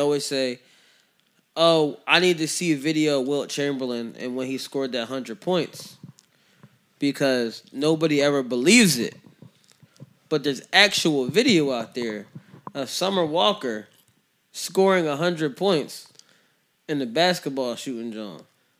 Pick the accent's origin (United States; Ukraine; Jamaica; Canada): Jamaica; I'm a Jamaican, so I mean, stuff like that.